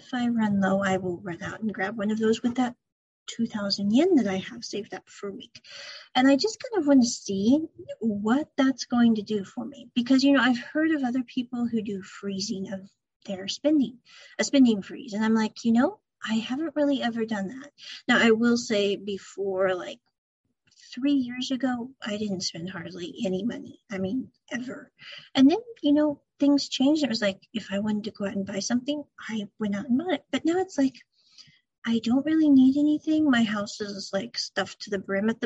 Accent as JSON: {"language": "English", "region": "Midwest", "country": "United States", "tie": "born or raised there", "moved": "as an adult", "lives_now": "Japan", "said": "when I was growing up as a kid and as a young adult, I came from the Midwest part of the US"}